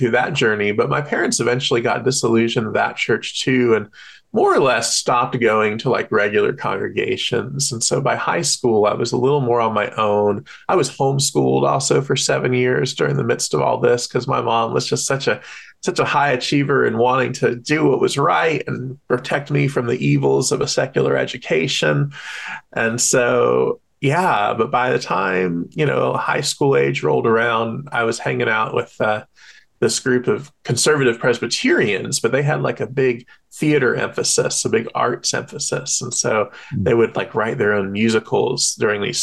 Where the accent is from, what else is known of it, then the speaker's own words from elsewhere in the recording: American South, United States; I grew up in the God-haunted, Christ-obsessed American South